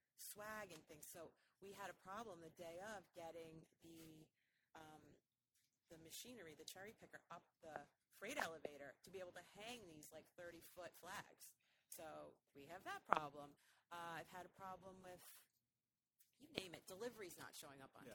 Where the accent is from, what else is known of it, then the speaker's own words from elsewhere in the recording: just north of New York City, United States; moved away as an adult; also born or lived in Manhattan, New York; now in Boston, United States; I grew up in New York, um, just north of New York City, and I went to college in New York as well